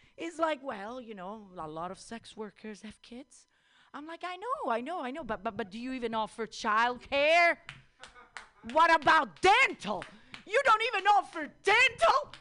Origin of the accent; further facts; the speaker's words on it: Italy; moved away; I'm Italian